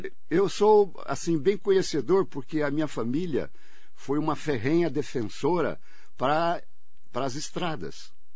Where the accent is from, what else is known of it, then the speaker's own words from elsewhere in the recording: Mogi das Cruzes, São Paulo, Brazil; eu nasci em Mogi, lógico, da minha família é toda de Mogi, já tradicional